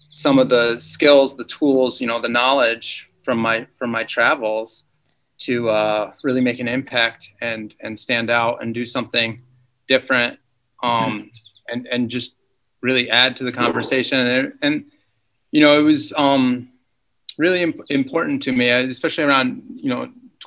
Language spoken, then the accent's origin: English; Ithaca, Finger Lakes, New York, United States; I'm from the Finger Lakes. I grew up outside of Ithaca